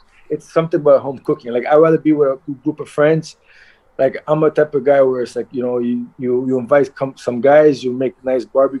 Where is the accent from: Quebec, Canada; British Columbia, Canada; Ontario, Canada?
Quebec, Canada; Montreal; also born or lived in Halifax, Nova Scotia; I was born in Nova Scotia, Halifax, and at the age of like, I was very young, 2-3 years old, they immigrated to Montreal